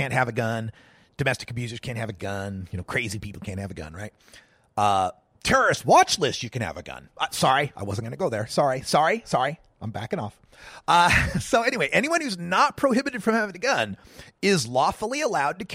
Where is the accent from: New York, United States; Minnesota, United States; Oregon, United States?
Oregon, United States; my home state of Oregon